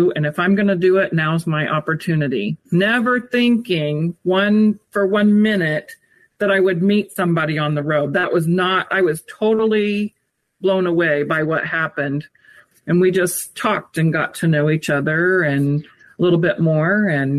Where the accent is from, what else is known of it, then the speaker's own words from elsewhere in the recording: United States; also born or lived in Indiana; he's Canadian and I'm from the States.